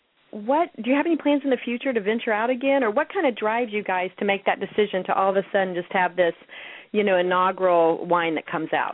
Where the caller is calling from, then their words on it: New York City, New York, United States; calling out of Astoria, New York.